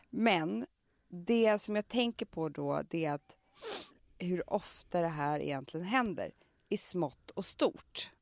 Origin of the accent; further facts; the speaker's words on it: Stockholm, Stockholm County, Sweden; på Söder där jag kommer ifrån